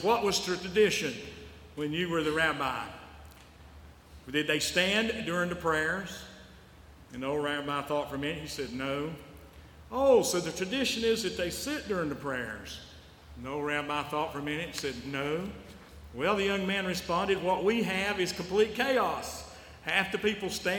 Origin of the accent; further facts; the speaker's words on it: Western North Carolina, United States; moved away; I came from the Western North Carolina Conference. That's where I grew up